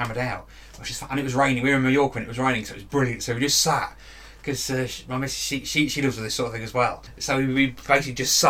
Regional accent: the Fens, East of England, United Kingdom; I'm from the Fens

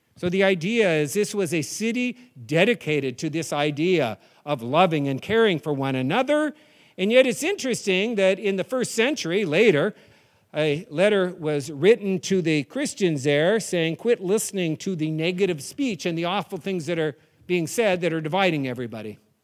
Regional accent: New England, United States; I'm from New England

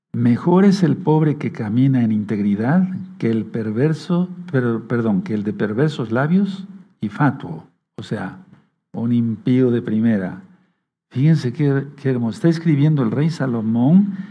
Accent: Tehuacán, Puebla, Mexico; moved away as an adult; Tuve que salir de Tehuacán para ir a la capital del estado a estudiar medicina

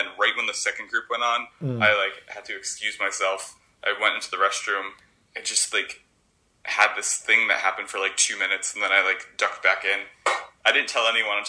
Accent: Connecticut, United States; moved away as an adult; now in New York, United States; I grew up in Connecticut, and then I moved to New York when I was 18.

